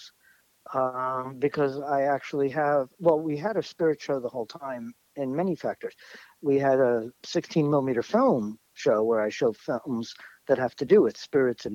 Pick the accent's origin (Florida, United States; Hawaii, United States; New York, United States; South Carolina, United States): New York, United States; New York City; also born or lived in Jamaica Estates, Queens; I'm a born and raised New York City kid. I grew up in Forest Hills